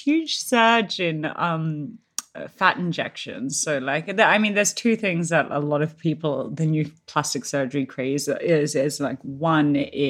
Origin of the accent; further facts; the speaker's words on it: Australia; now in London, United Kingdom; not actually a lot of people know that I'm from Australia in London. A lot of them think I'm South African.